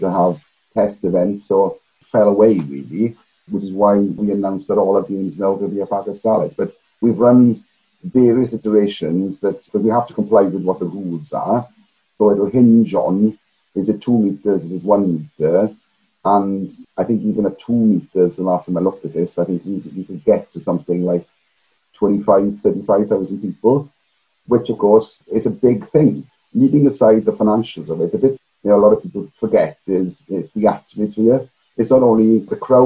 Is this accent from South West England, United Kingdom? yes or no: no; Garnant, Amman Valley, Wales, United Kingdom; moved away as an adult; also born or lived in London; I then went to Amur Valley Comprehensive School, played rugby throughout that.